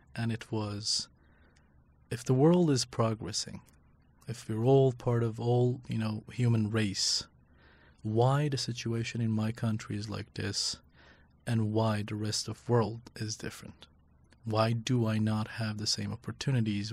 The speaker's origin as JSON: {"language": "English", "country": "Iran", "tie": "born or raised there", "also_born_or_lived": "Northeast Syria / Iraqi Kurdistan", "second_language": "English", "moved": "as an adult", "lives_now": "Kurdistan Region, Iraq", "said": "growing up in Iran, living and working in Syria, in northeast Syria for three years, and then being in Iraqi Kurdistan"}